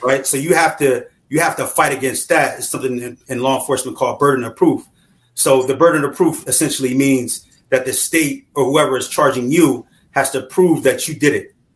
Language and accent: English; Wilmington, Delaware, United States; I'm originally from Wilmington, Delaware, um, where I was where where I grew up